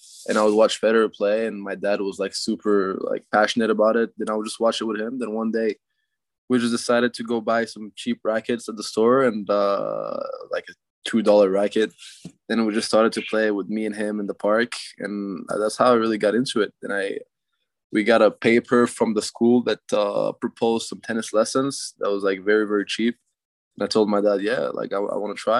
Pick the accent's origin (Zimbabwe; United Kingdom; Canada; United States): Canada; I'm a Canadian tennis player